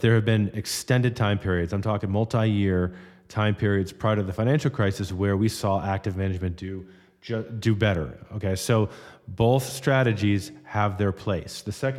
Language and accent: English; Florida, United States; I grew up in South Florida after Hurricane Andrew hit our neighborhood in the early 90s.